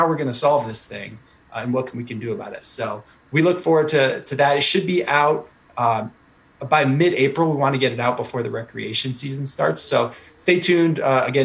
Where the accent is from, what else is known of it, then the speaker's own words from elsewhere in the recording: Connecticut, United States; moved away as an adult; also born or lived in Guatemala / Alaska / Washington, D.C. / Washington State; now in New Hampshire, United States; I grew up in Connecticut. So I do have the New England roots